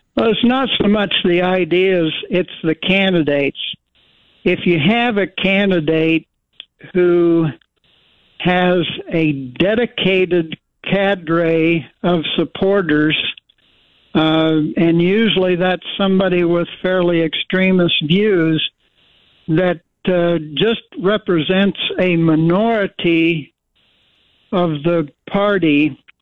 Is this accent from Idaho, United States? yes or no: yes; Twin Falls, Idaho, United States; I was born in Twin Falls. I grew up in Idaho. I've been an Idahoan for 81 years